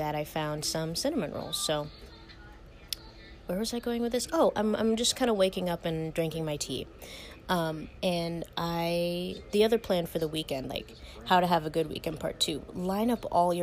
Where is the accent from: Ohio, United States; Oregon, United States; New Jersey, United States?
Ohio, United States; moved away as an adult; now in Pennsylvania, United States; I'm from Ohio, where I have a driver's license